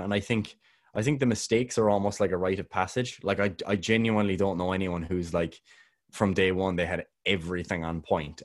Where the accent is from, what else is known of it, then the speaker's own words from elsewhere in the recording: Ireland; I'm Irish